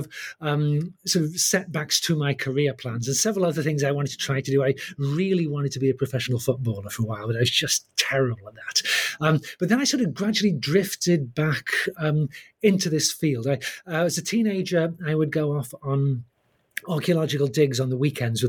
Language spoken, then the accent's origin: English; English Midlands, United Kingdom; I grew up in the English Midlands, was born in 1960